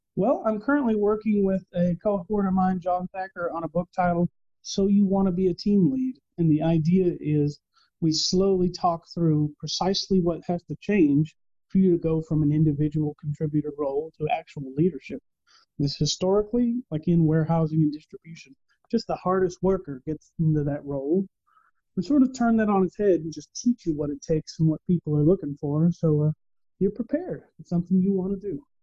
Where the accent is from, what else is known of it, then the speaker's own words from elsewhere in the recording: Texas, United States; I am born and raised in Texas, where Spanish is a part of our daily lives